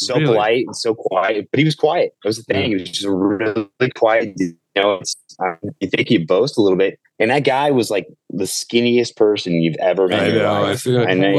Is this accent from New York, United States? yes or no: no; Salem, Oregon, United States; also born or lived in Las Vegas, United States; So what I call my hometown is just the place I lived in the longest. So it was, I split between Oregon, which I lived in Salem, some small town, the capital over in Oregon itself, and in Vegas for about 3 years